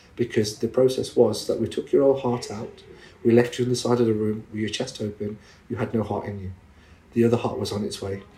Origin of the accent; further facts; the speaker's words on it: England, United Kingdom; me being a British Muslim Asian, I was born and bred in this country